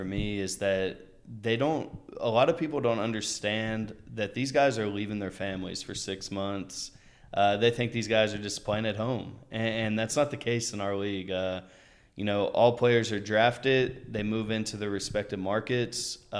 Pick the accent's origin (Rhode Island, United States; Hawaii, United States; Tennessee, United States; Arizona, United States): Tennessee, United States; Gallatin; I actually grew up I lived in all kinds of places, but my longest tenure was in Nashville, Tennessee, a suburb right outside of Nashville. It's about 10 minutes. It's in Gallatin.